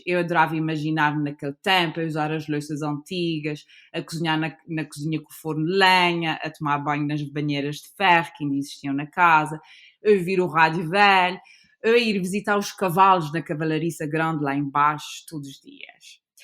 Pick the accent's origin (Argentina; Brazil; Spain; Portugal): Portugal; São Miguel, Azores; also born or lived in United States / Lisbon; foi aqui que eu cresci, uh, na ilha de São Miguel, e vivi toda a minha vida, exceto onde quando fui estudar e trabalhar alguns anos para Lisboa